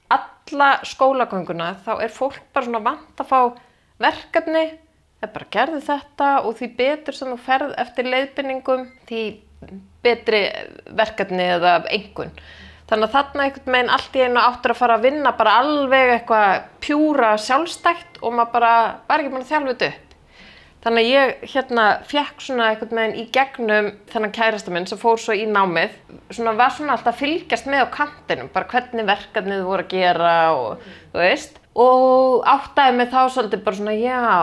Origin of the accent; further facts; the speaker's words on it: Kópavogur, Capital Region, Iceland; also born or lived in Athens, Greece; Ég ólst upp í Kópavóinum